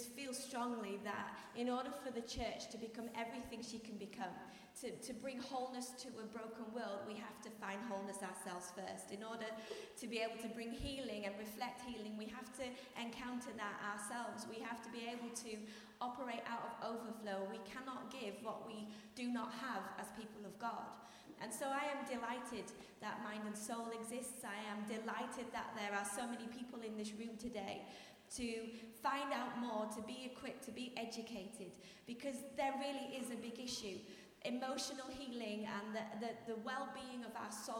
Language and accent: English; Yorkshire and the Humber, United Kingdom; I'm from Yorkshire, we have lots of trees.